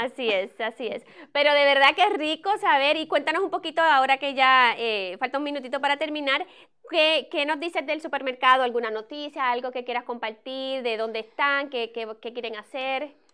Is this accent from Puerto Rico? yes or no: yes; Puerto Rico; moved away; yo soy de Puerto Rico